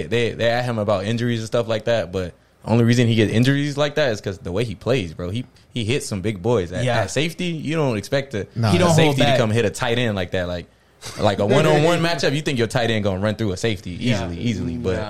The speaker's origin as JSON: {"language": "English", "town": "Lake Wales", "region": "Florida", "country": "United States", "said": "I'm from Lake Wells, bro. Originally, bro. Yeah, I'm from like Holland Park, bro. There ain't nothing to do in Lake Wells, dog."}